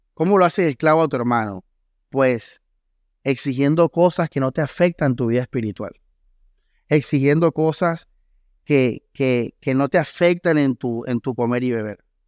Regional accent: Costeño, Caribbean coast, Colombia; Aquí lo entendemos como costeños

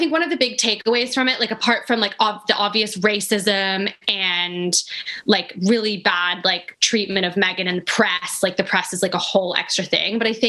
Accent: United States; also born or lived in England; now in United Kingdom; I'm English. My parents are English. I've lived here for like 12 years. I grew up spending all my summers here. My family are from the UK. But I grew up in the US and I am mixed race

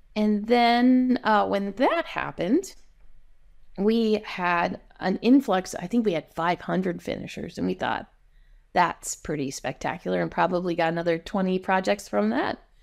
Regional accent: New Jersey, United States; now in Seattle, United States; I grew up in New Jersey

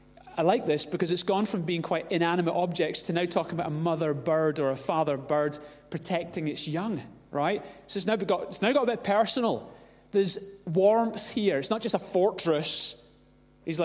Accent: Glasgow, Scotland, United Kingdom; growing up in Glasgow, there were a few unseen dangers growing up in Glasgow

